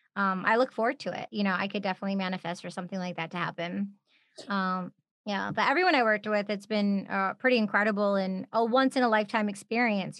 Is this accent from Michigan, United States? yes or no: yes; Michigan, United States; We're both from Michigan